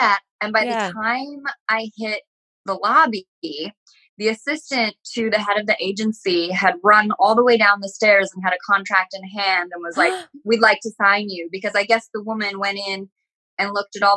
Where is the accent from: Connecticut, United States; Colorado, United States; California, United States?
Connecticut, United States; I grew up in a very small town in Connecticut, which I loved.